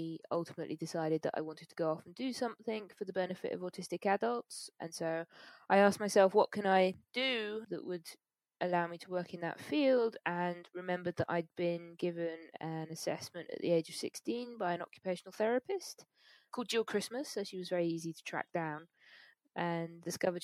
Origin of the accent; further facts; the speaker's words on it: London, United Kingdom; also born or lived in Manchester; I am from the UK. I was born in London.